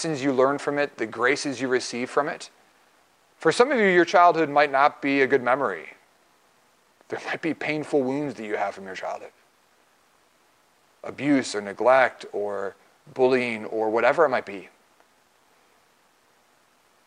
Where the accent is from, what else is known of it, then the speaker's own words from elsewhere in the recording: Waukesha, Wisconsin, United States; moved away; I was raised in Waukesha, Wisconsin